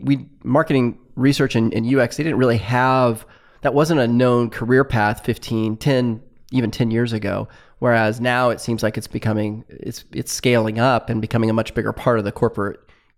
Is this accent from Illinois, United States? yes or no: no; Fresno, California, United States; I come from Fresno or Central California